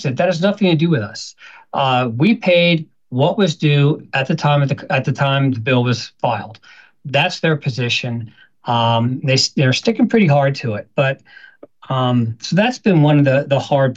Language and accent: English; Philadelphia, Pennsylvania, United States; I'm from Philadelphia